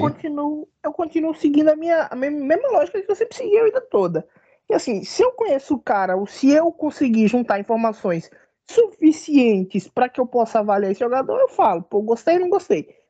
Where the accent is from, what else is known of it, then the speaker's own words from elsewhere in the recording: Bahia, Brazil; eu sou um cara, um baiano